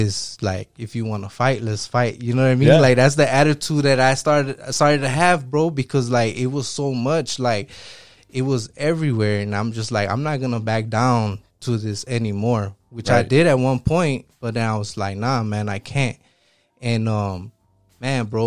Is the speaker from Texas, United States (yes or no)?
no; Chicago, Illinois, United States; I'm from Southside Chicago.